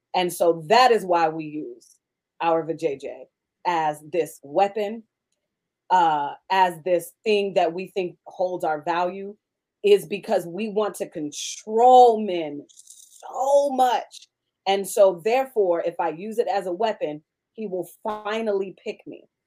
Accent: Seattle, Washington, United States; I'm from Seattle all day

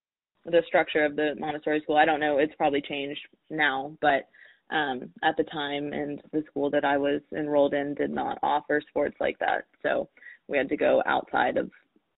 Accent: Oklahoma, United States; And I was English and I rode hunter jumpers, which was not very common in Oklahoma.

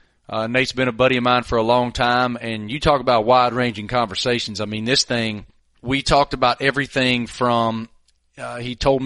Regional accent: the South, United States; As a kid growing up in the South

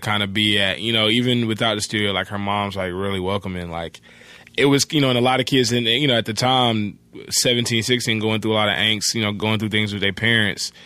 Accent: Atlanta, Georgia, United States; moved away as an adult; now in Los Angeles, United States; I grew up in Atlanta. I grew up in the, uh, East Point

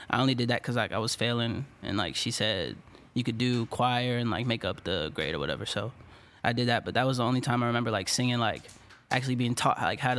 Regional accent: Washington, District of Columbia, United States; DC, Maryland.

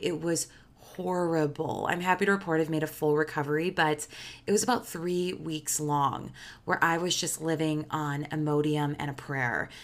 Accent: Chicago, Illinois, United States; I'm from Chicago

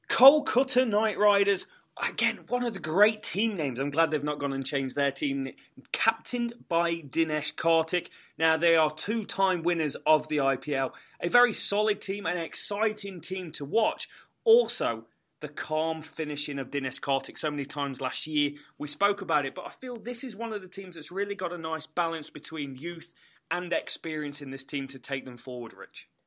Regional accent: England, United Kingdom; as Englishman

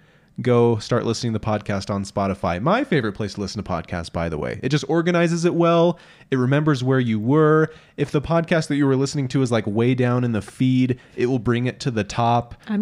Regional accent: Iowa, United States; I grew up in Southeast Iowa, and we eat peanut butter sandwich on white bread dipped in our chili.

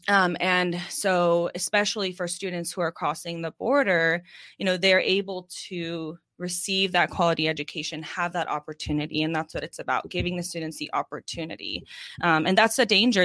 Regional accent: Orange County, California, United States; moved away as an adult; now in Oceanside, United States; growing up in Orange County

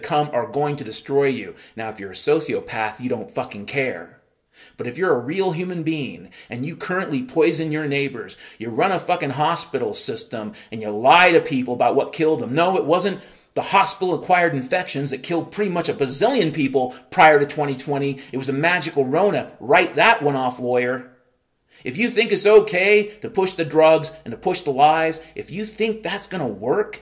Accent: Mount Vernon, Washington, United States; I grew up in Mount Vernon, Washington, and we were at least 10 or 20 years behind the times.

